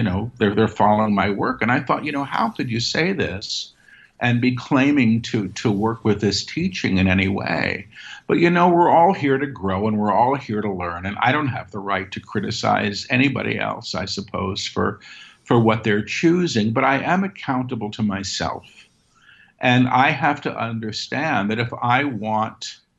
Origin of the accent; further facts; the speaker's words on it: New York City, New York, United States; I grew up in Manhattan.